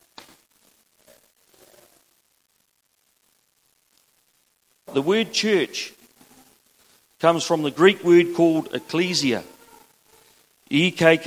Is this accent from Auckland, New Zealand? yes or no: no; Mahia Peninsula, Hawke's Bay, New Zealand; now in Gisborne, New Zealand; I'm born and bred on the Mahi Peninsula